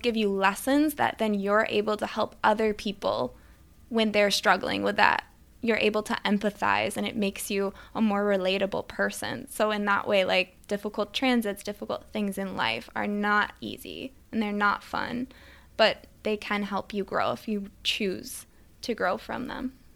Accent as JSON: {"language": "English", "region": "Midwest", "country": "United States", "tie": "born or raised there", "also_born_or_lived": "Switzerland / New York City", "moved": "as an adult", "said": "I grew up in the Midwest"}